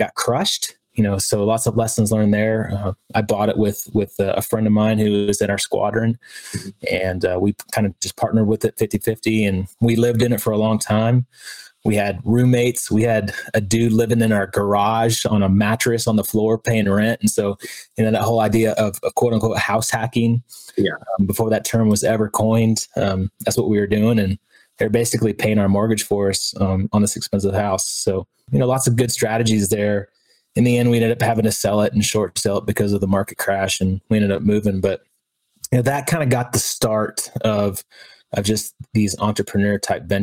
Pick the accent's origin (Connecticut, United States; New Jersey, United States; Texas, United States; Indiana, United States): Texas, United States; moved away as an adult; also born or lived in San Diego; born and raised in Texas